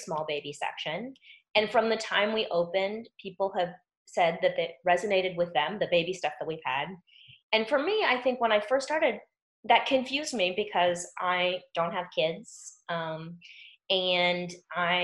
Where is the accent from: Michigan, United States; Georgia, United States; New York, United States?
New York, United States; New York City; moved away; I'm from New York City